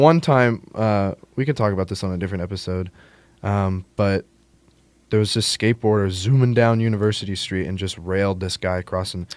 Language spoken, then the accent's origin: English; Texas, United States; moved away as an adult; now in West Lafayette, United States